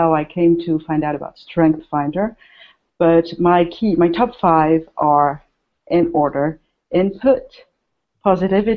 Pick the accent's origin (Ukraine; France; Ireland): France; also born or lived in Paris, France; I live in France. I'm French.